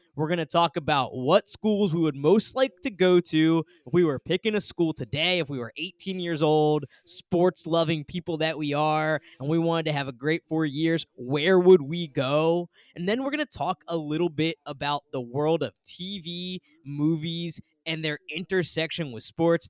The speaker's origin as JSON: {"language": "English", "region": "Northeast", "country": "United States", "tie": "born or raised there", "said": "growing up in the Northeast"}